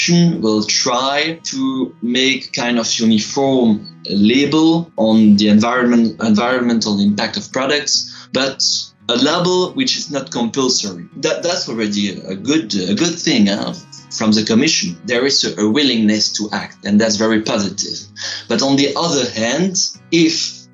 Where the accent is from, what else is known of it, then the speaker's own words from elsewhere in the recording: Tournai, Wallonia, Belgium; moved away as an adult; now in Brussels, Belgium; I'm studying law and political science in Brussels, but I come from Tournai, a little city in the middle of the fields